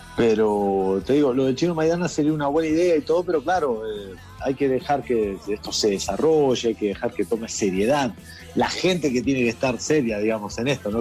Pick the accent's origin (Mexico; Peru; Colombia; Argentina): Argentina; now in Madrid, Spain; soy conocido como Argentina